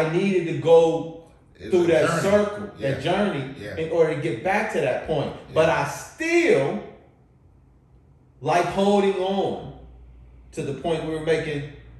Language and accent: English; Kansas City, United States; moved away; I'm from Kansas City.